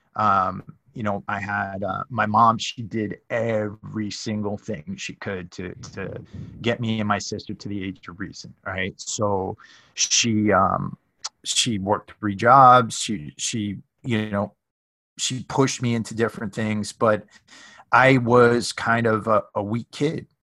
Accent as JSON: {"language": "English", "town": "Norwalk", "region": "Connecticut", "country": "United States", "tie": "born or raised there", "moved": "as an adult", "lives_now": "Southern California, United States", "said": "I'm from Connecticut originally, uh, hmm. Norwalk, Connecticut."}